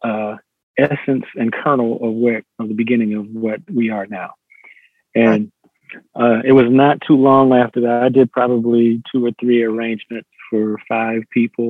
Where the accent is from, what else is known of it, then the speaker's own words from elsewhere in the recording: Buffalo, New York, United States; moved away; also born or lived in Bronx, New York / Long Island, New York / Boston, Massachusetts / Bridgeport, Connecticut; I mostly grew up in Buffalo, New York.